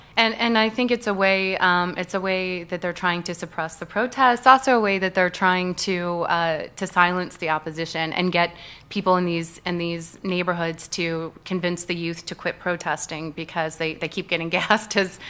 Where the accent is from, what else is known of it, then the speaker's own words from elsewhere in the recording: Midwest, United States; And what really bothered me is because I grew up in the Midwest, and I know how the American people get taken advantage of.